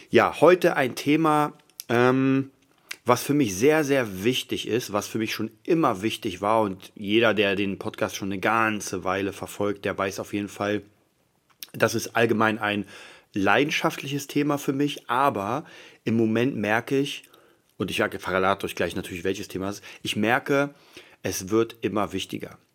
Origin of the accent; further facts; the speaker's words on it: Berlin, Germany; Ich, hab, ich komme aus Kreuzberg, das habe ich euch schon mal erzählt. Das heißt, da waren Prügeleien an der Tagesordnung.